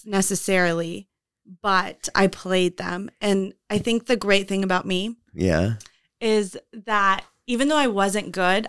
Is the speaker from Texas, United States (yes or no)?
yes; Houston, Texas, United States; Houston is just so fun because there's like so many different kinds of people. And I don't have one bad thing to say about my childhood